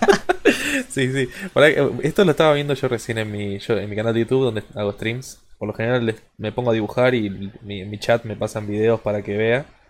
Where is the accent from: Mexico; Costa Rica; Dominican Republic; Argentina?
Argentina; Yo no soy de la misma provincia que ellos dos, pero somos todos argentinos